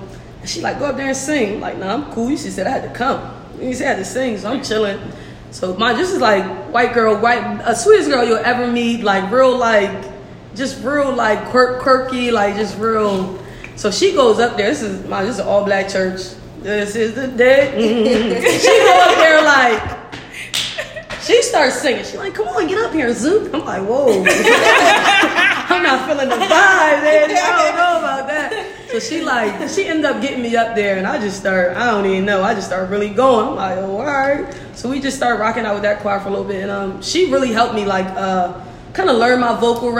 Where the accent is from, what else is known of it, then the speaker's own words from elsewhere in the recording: Wilmington, Delaware, United States; I grew up in Wilmington, Delaware, over north